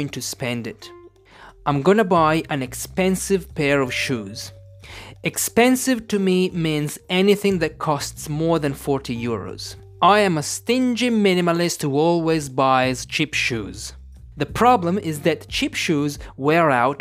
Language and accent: English; Italy; English is a second language; I'm an English teacher from Italy.